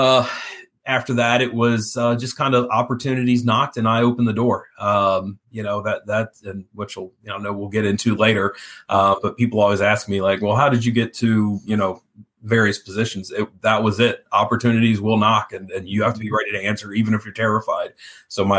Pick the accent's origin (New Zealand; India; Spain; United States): United States; Cincinnati, Ohio; also born or lived in Fairfield, Ohio; Born and raised in Cincinnati